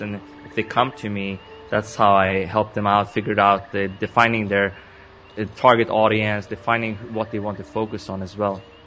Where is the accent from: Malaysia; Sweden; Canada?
Sweden; I was born and raised in Sweden. Now I live in Stockholm.